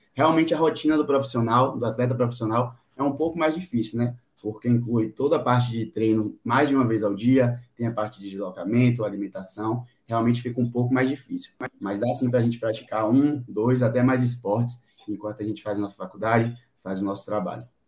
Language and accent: Portuguese; Salvador, Bahia, Brazil; eu sou de Salvador, Bahia